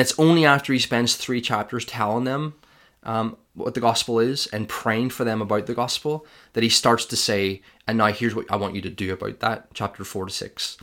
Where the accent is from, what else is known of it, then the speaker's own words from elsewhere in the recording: Ireland; I'm Irish